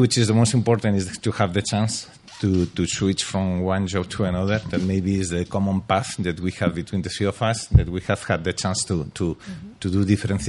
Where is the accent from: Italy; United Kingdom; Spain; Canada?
Spain; Madrid, Community of Madrid; English is a second language; From Madrid, yes.